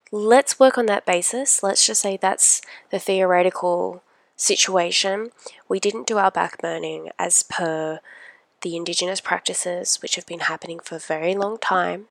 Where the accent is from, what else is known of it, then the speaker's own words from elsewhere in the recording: Australia; I am Australian